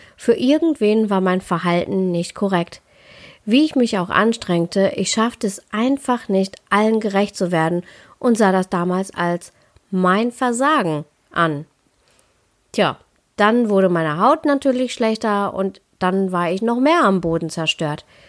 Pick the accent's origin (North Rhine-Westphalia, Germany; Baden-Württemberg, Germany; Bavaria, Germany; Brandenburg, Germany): North Rhine-Westphalia, Germany; Ruhr area; ich komme ja aus dem Ruhrpott